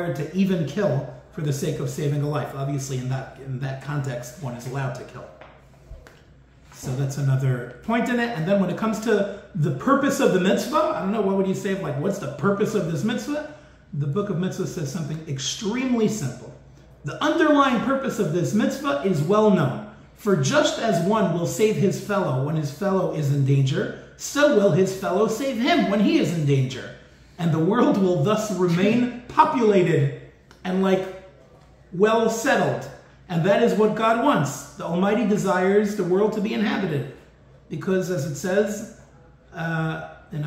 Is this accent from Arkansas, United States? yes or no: no; New York City, New York, United States; I'm from New York